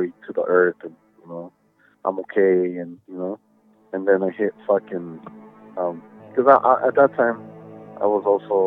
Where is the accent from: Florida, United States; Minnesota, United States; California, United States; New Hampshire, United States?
California, United States; Los Angeles; I grew up in East